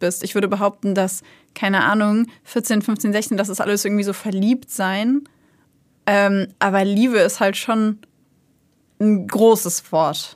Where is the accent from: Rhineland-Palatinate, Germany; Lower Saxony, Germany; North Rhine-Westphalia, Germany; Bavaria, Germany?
Lower Saxony, Germany; Hanover; moved away; ich komme eigentlich aus Hannover, bin da aufgewachsen